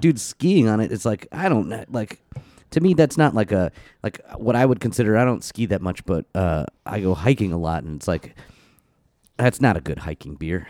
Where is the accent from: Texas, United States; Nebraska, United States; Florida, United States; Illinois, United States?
Florida, United States; growing up in Florida